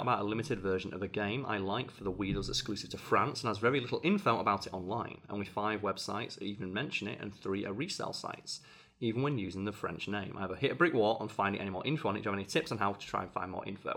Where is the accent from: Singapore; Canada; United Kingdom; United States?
United Kingdom; England; as an English person